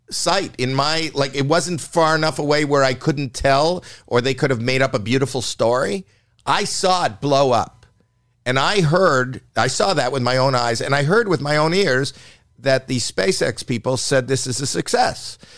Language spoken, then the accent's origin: English; Canada; now in United States; The first time I came over the border from Canada, I didn't have the right paperwork